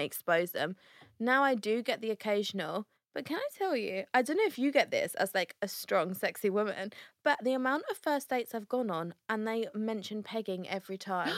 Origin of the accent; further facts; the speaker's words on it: Essex, East of England, United Kingdom; We are from Essex